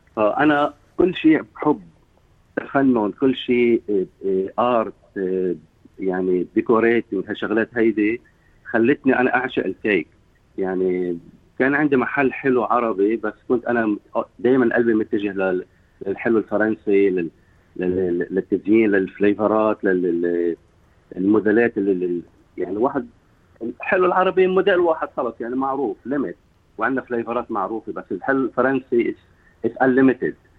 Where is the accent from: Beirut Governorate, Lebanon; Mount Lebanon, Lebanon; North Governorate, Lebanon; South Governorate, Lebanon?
South Governorate, Lebanon; Sidon; moved away as an adult; also born or lived in Tripoli, Lebanon; now in Sydney, Australia; نحن عندنا بصيدا ما في بنت على البسكليت